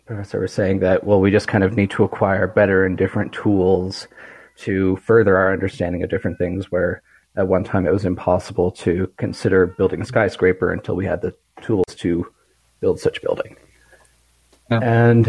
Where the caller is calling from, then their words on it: Calgary, Alberta, Canada; I'm calling from Calgary, Alberta in Canada.